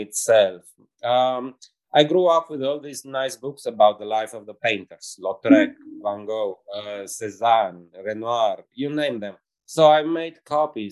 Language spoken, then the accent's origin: English; Baia Mare, Maramureș County, Romania; also born or lived in Bucharest, Romania; now in Cluj-Napoca, Romania; I'm coming from Romania. I was born in Transylvania